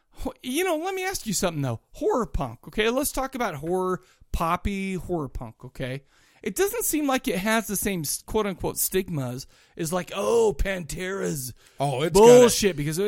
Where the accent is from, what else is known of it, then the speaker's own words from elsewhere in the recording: Farmington, United States; I grew up in Farmington.